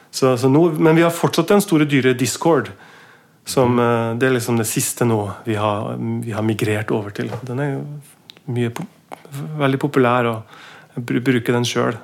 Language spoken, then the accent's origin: Norwegian; Mo i Rana, Nordland, Norway; now in Oslo, Norway; født i, født i 74 i, i, en by som heter Mo i Rana. En jernverksby